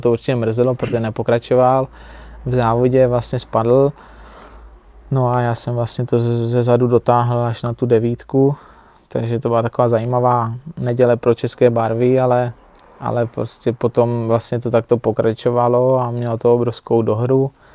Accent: Czechia; jsem Čech

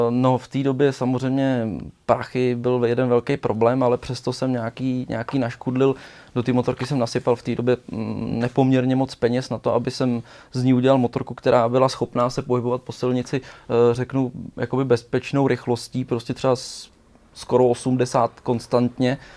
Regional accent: Česká Lípa District, Liberec Region, Czechia; ale jsem z Českolipska, malá

